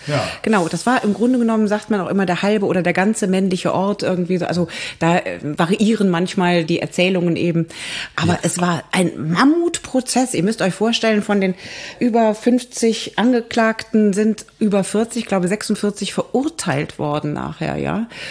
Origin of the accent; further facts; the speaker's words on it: Frechen, North Rhine-Westphalia, Germany; Ich komme ja aus Frechen